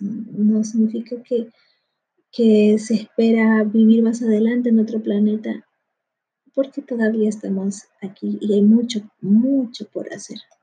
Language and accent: Spanish; Peru; en mi país, aquí en Perú